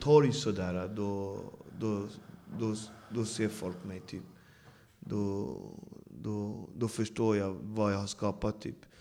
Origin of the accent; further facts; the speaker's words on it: Botkyrka, Stockholm County, Sweden; jag växte upp i Alby där det bor, jag vet inte hur många nationaliteter, men hela världen bor där